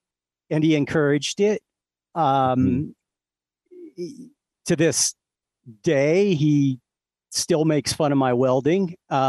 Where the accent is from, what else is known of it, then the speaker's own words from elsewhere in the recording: Ohio, United States; now in Las Vegas, United States; Nope. Southeast Ohio, the part of Ohio where you have to say it like that.